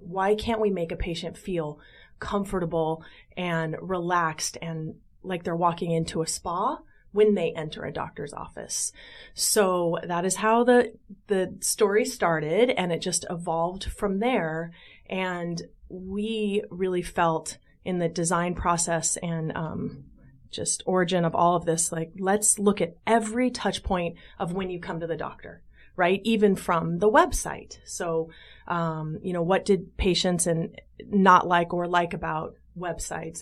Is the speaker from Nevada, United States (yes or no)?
yes; Las Vegas, Nevada, United States; moved away as an adult; also born or lived in San Diego, California; now in Chicago, United States; born and raised in Las Vegas